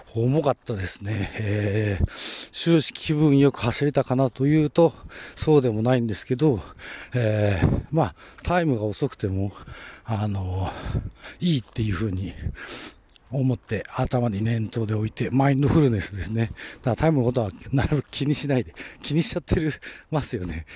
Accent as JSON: {"language": "Japanese", "region": "Kanto Plain", "country": "Japan", "tie": "born or raised there", "said": "この土地に生まれ育ってる時間が長いので"}